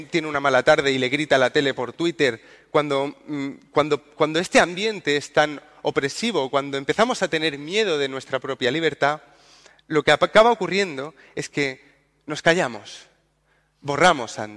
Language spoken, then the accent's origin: Spanish; Andalusia, Spain; Yo no soporto que se metan con mi, región. Yo soy andaluz